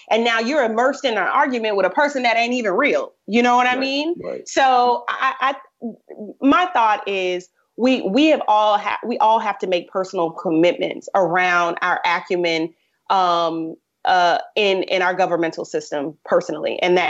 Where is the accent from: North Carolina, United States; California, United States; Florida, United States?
Florida, United States; Tampa; from Tampa Bay, born and bred.